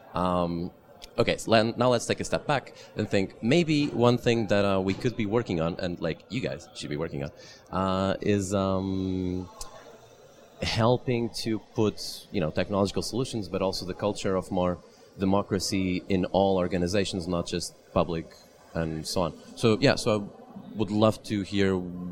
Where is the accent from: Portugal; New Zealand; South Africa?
Portugal; I'm from Portugal